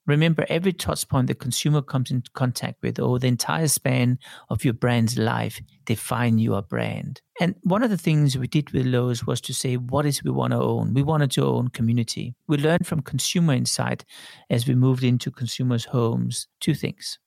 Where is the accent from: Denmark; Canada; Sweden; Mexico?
Denmark; also born or lived in Sydney, Australia / Tokyo, Japan / Paris, France / London, United Kingdom; now in Switzerland; I grew up in Denmark